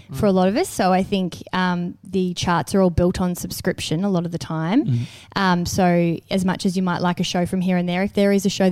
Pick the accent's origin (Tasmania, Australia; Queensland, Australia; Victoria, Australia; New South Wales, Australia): Victoria, Australia; Melbourne; moved away; Melbourne back as my hometown